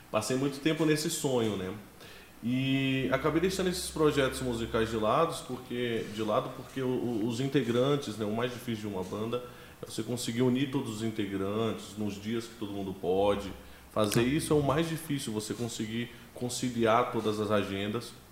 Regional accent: Ceilândia, Federal District, Brazil; born there; Cara, eu nasci em Brasília

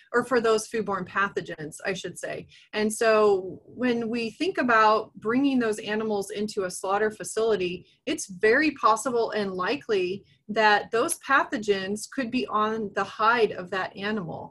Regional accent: Nebraska, United States; moved away as an adult; also born or lived in Texas; now in Kansas, United States; I'm originally from Nebraska

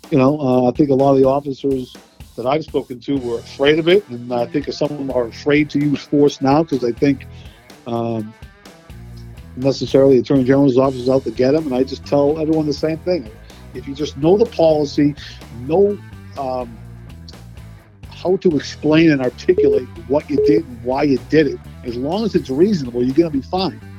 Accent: Boston, Massachusetts, United States; Uh, Boston, Massachusetts

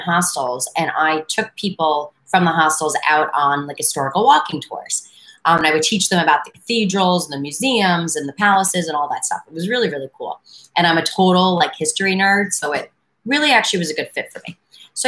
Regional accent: New York City, New York, United States; moved away as an adult; also born or lived in Washington, D.C. area; I'm a native New Yorker, but I've lived in a ton of different places

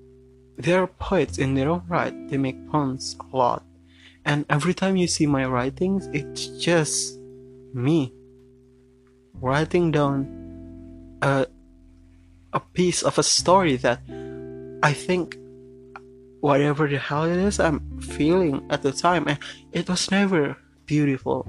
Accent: Jakarta, Indonesia; English is a second language; I'm born and raised in Jakarta. Jakarta is my home, but I write in English, and it's not my first language

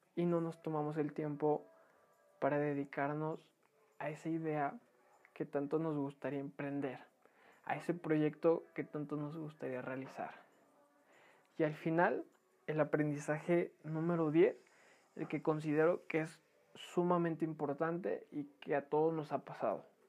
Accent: Mexico; como buenos mexicanos dejamos toda la mera hora

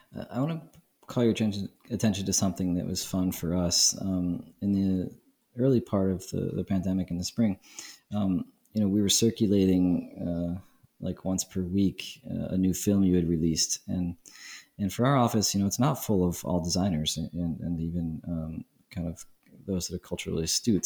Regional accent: New York City, New York, United States; now in Prague, Czech Republic; I'm from Brooklyn

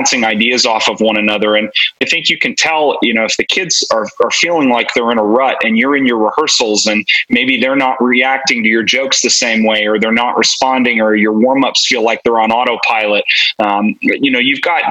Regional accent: New Jersey, United States; moved away as an adult; also born or lived in South Brunswick, New Jersey; now in Texas, United States; I grew up in New Jersey

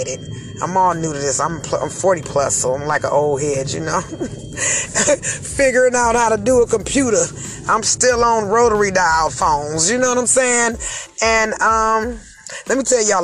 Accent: Cleveland, Ohio, United States; I'm from Cleveland, Ohio

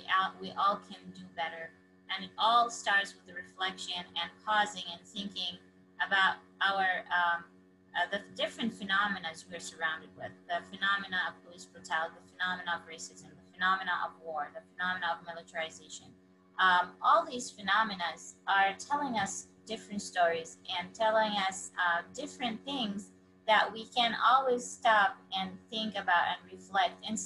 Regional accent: Palestine; I'm from Palestine

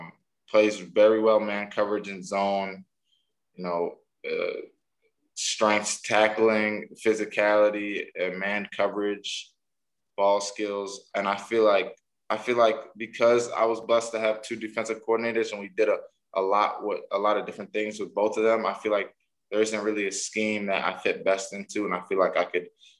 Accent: Nigeria; My favorite home-cooked meal, probably some Nigerian food. I'm Nigerian, so definitely like some type of Nigerian food, Nigerian dish that my mom makes.

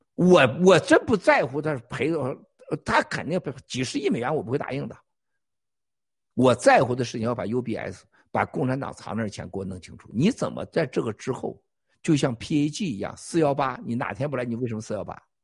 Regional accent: China; 我们中国人

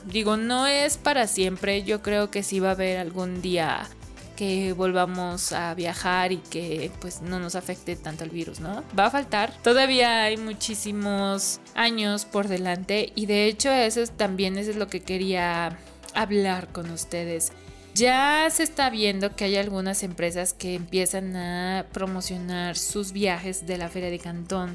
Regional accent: Mexico; yo estoy, vengo de México

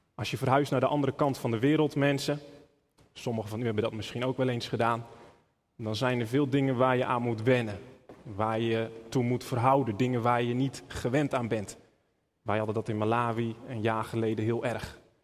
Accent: Netherlands; we als Nederlanders

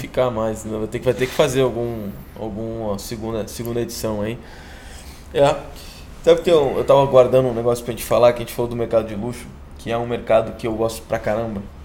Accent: Guaíba, Rio Grande do Sul, Brazil; ali do lado de Porto Alegre, Guaíba, do outro lado do Rio, onde eu cresci lá, minha família ainda mora lá

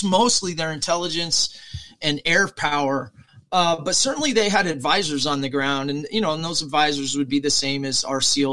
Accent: United States; I'm an American serviceman

